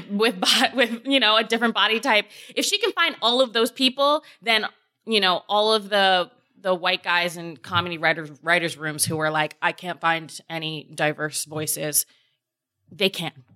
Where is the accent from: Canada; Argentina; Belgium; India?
Canada; my black experience as a Canadian